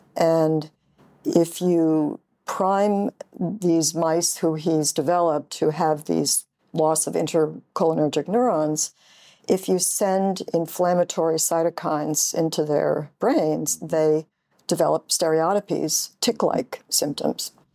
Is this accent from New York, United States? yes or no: yes; upstate New York, United States; Grew up in upstate New York.